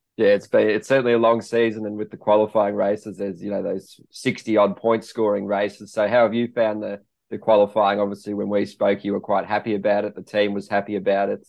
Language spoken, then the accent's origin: English; Australia; me being Australian